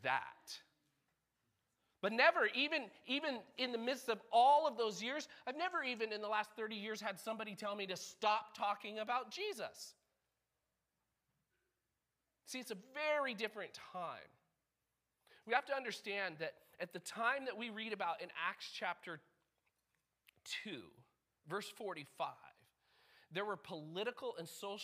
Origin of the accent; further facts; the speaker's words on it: United States; We're Americans